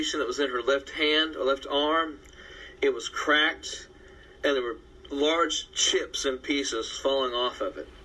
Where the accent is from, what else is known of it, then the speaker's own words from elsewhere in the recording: United States; I'm an American